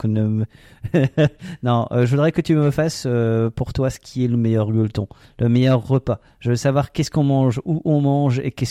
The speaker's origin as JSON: {"language": "French", "region": "Alsace", "country": "France", "said": "on est alsacien."}